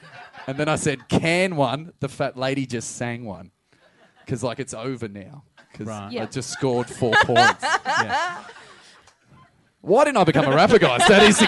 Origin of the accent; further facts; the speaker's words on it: Geelong, Victoria, Australia; I was fucking from Geelong.